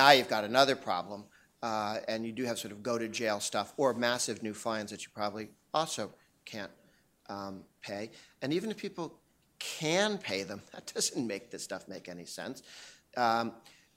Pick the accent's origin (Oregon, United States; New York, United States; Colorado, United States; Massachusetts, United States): Massachusetts, United States; Boston; I'm from Boston